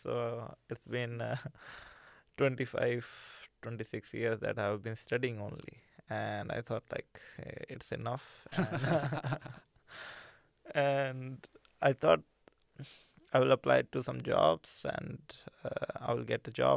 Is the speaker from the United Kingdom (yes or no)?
no; India; moved away as an adult; now in Norway; I come from India